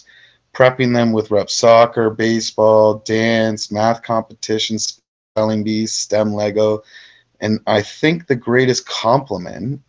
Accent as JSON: {"language": "English", "country": "Canada", "said": "I'm a big Canadian"}